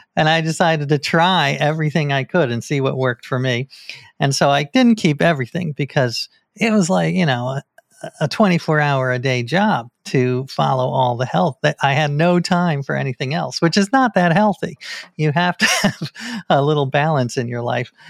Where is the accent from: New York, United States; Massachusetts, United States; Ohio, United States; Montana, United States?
New York, United States; I grew up in New York, one block away from the Scientology Center in New York